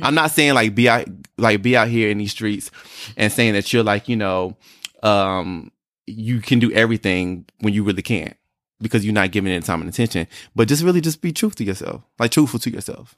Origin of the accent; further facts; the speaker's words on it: North Carolina, United States; moved away as an adult; also born or lived in Atlanta / Harlem, New York; I was born and raised in North Carolina